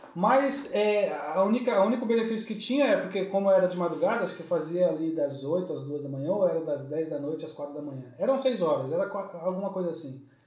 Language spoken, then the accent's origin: Portuguese; São Paulo, Brazil; now in Lisbon, Portugal; eu paulista